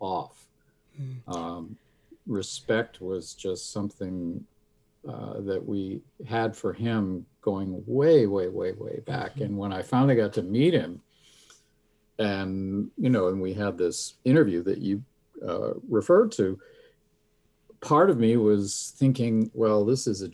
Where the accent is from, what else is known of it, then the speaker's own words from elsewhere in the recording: the New York area, United States; moved away; I grew up in the New York area